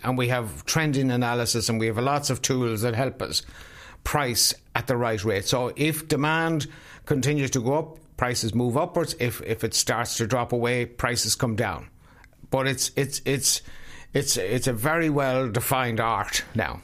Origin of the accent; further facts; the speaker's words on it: South Sligo, Connacht, Ireland; I come from South Sligo, which is small farmland country.